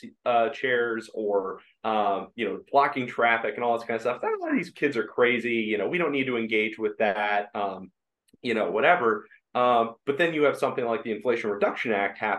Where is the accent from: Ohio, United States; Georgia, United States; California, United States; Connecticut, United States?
Ohio, United States; I'm from Ohio, went to the Ohio State University